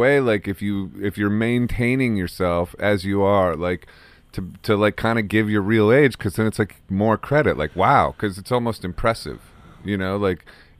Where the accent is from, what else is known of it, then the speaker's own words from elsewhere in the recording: Akron, Ohio, United States; Oh, yeah. I'm from Akron.